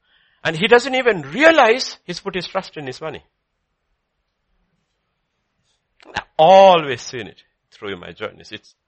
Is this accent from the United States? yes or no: no; England, United Kingdom; my Hindi is not as good, I'm English.